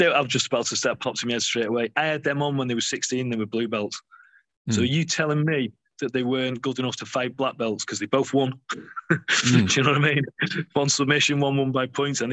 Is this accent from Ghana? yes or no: no; the North West, North West England, United Kingdom; we're from the Northwest.